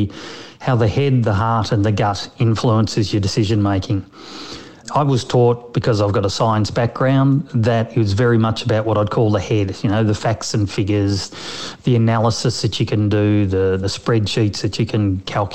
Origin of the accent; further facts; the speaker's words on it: Melbourne, Victoria, Australia; I was actually from Melbourne